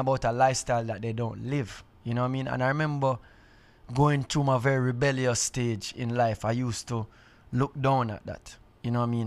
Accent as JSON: {"language": "English", "country": "Jamaica", "said": "I, being a Jamaican"}